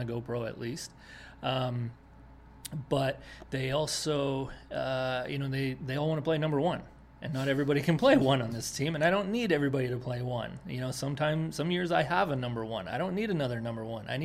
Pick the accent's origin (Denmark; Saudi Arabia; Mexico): Denmark; moved away; also born or lived in Winnipeg, Canada / South Carolina; I was born and raised in Denmark